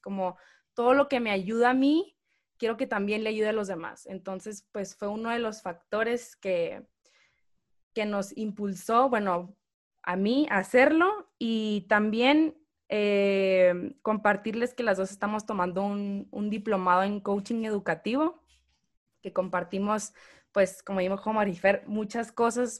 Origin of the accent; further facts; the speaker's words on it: Hermosillo, Sonora, Mexico; moved away as an adult; now in Guadalajara, Mexico; soy de Hermosillo, Sonora. Me vine a vivir a Guadalajara hace cinco años